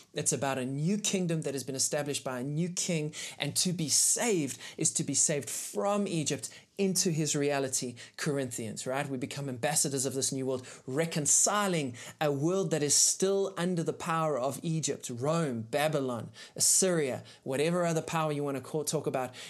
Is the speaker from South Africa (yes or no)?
yes; South Africa; as a South African